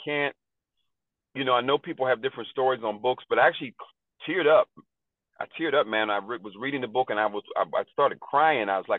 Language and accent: English; Pittsburgh, Pennsylvania, United States; I'm born and raised in Pittsburgh.